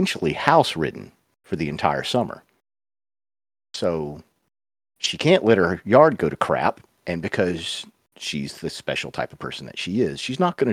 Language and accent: English; the South, United States; I was raised in the South